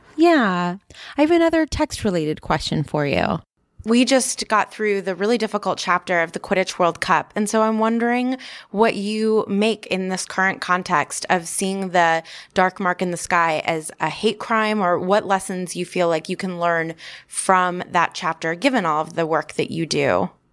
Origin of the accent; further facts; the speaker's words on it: United States; I'm from America